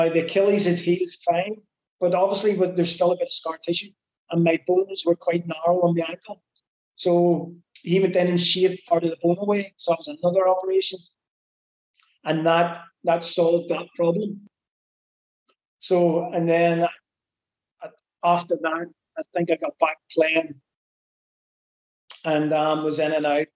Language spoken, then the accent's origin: English; Belfast, Northern Ireland, United Kingdom; moved away; coming from Belfast, and I'm from the Blue Side on the Shankill Road